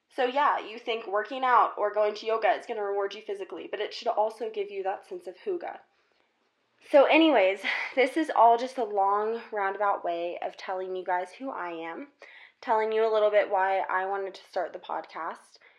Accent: South Carolina, United States; moved away as an adult; now in Colorado, United States; I'm originally from South Carolina

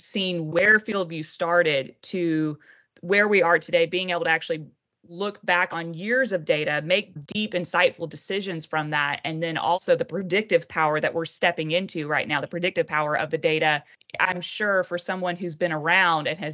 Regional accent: Florida, United States; I am from Florida. I come from specialty crop state

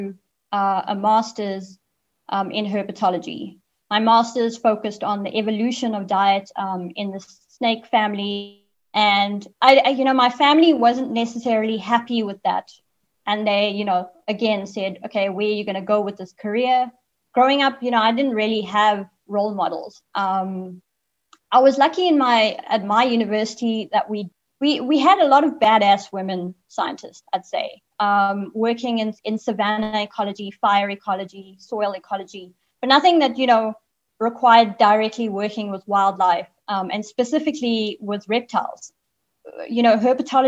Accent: Zimbabwe; moved away; I was born in Zimbabwe and grew up there for a bit.

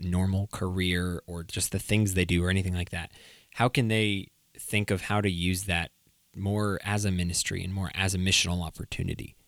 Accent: New England, United States; I'm from New England

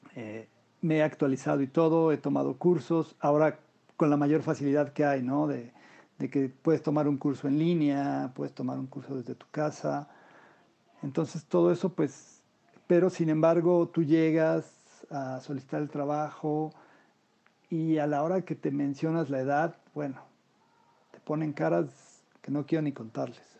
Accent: Mexico City, Mexico; nací yo en la Ciudad de México, donde actualmente vivo.

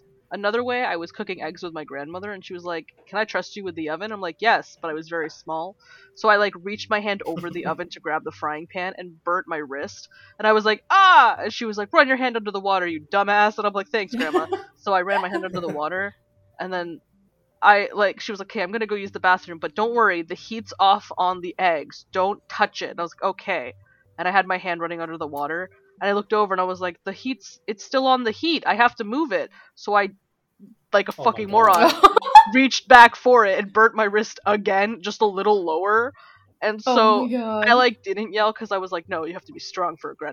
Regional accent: Canada; we're Canadian

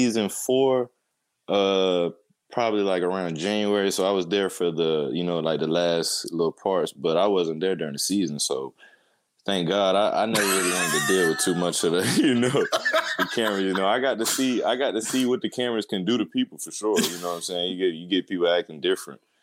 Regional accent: Winston-Salem, North Carolina, United States; moved away as an adult; now in Edmond, United States; I'm from Winston-Salem, North Carolina

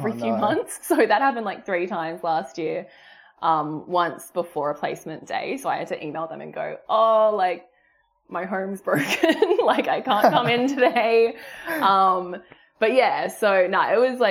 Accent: South Coast, New South Wales, Australia; moved away as an adult; also born or lived in Sydney, Australia; now in Gold Coast, Australia; I'm originally from South Coast, New South Wales, but I've moved up to Gold Coast for the job

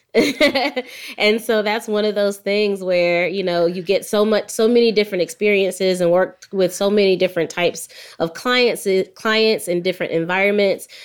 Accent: Jacksonville, Florida, United States; now in Atlanta, United States; I grew up in Jacksonville, Florida.

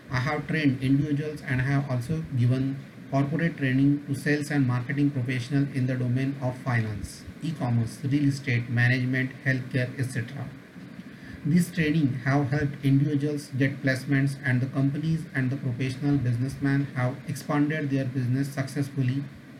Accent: Pune, Maharashtra, India; I am from Pune. I am digital marketing trainer and consultant. I have trained many physical disabled people across India

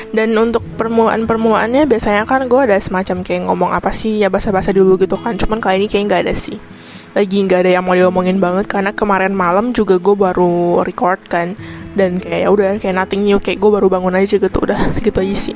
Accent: Indonesia; now in Taiwan; Ya gue orang Indo, cuman sekarang itu kuliahnya di Taiwan

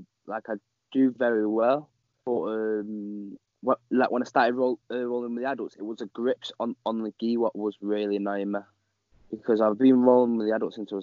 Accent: Manchester, North West England, United Kingdom; I'm from Manchester, England, and I train under Henshaw BJJ.

